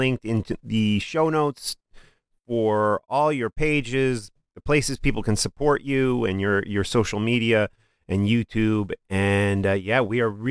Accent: Chicago suburbs, Illinois, United States; moved away; also born or lived in New Jersey; I was a reader growing up in the Chicago suburbs and then moving to New Jersey.

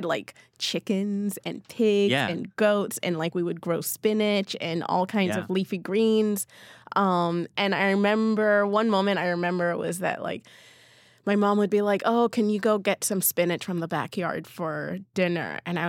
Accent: Berlin, Germany; born there; I mean, I was born in Berlin, so I had seen yeah. snow before, but I didn't really remember it.

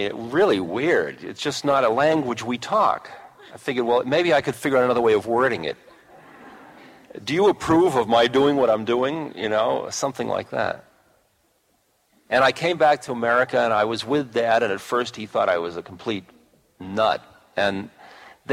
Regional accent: United States; I'm an American

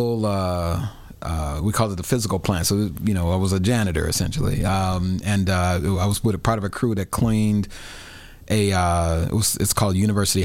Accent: Chicago, Illinois, United States; born and raised in Chicago on the South Side. A little time in public housing as a kid, but the Auburn Gresham neighborhood for the rest of my childhood

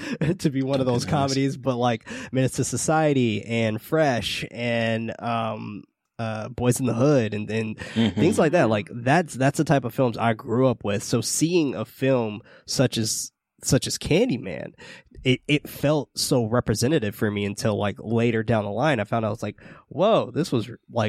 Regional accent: San Francisco, California, United States; I grew up in the hood in San Francisco

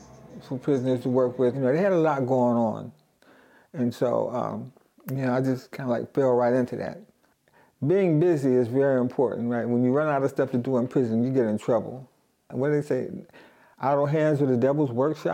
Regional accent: Pittsburgh, Pennsylvania, United States; I'm from Pittsburgh, Pennsylvania

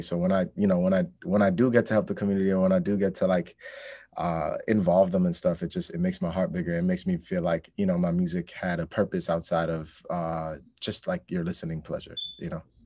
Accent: New York City, New York, United States; also born or lived in Bangladesh; I grew up in Astoria, which is right next, right next to Queensbridge projects

